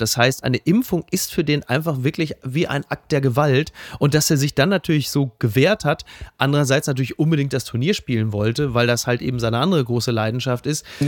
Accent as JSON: {"language": "German", "area": "Ruhr area", "region": "North Rhine-Westphalia", "country": "Germany", "tie": "born or raised there", "said": "Ich bin natürlich ein Kind des Ruhrgebiets, äh, der 80er"}